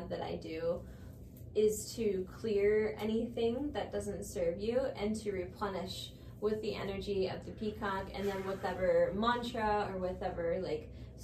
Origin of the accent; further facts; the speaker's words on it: United States; we're coming from America